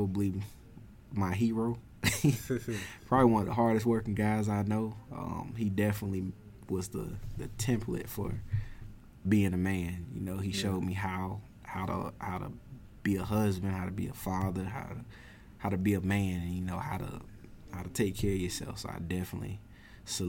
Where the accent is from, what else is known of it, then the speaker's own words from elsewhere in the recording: Augusta, United States; I'm from Augusta, been in Augusta for as long as I've been living, my whole 25 years of existence on this planet